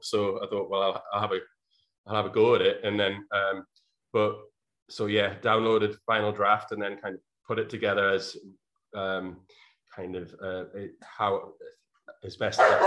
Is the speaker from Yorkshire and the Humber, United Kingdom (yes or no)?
no; North Shields, North East England, United Kingdom; my hometown, which at the time was North Shields, which is a small town outside of uh, the city of Newcastle in England